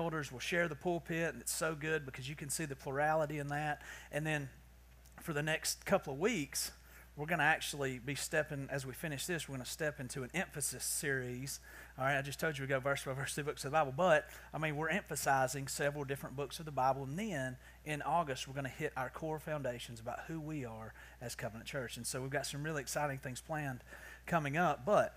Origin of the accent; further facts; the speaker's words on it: the South, Southern United States, United States; accent: southern; my southern accent